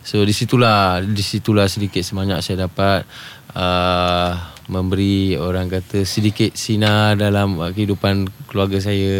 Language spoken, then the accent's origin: Malay; Malaysia; saya ni datang dari Malaysia